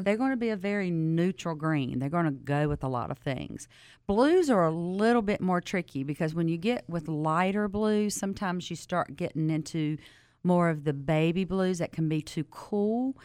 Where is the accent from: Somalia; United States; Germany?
United States; Southern; accent: Southern; my accent